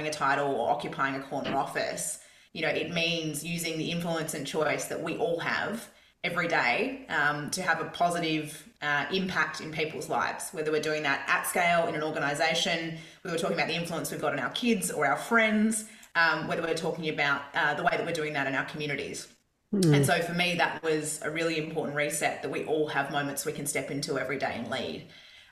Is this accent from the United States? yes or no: no; Perth, Western Australia, Australia; in Perth, where I grew up in Scarborough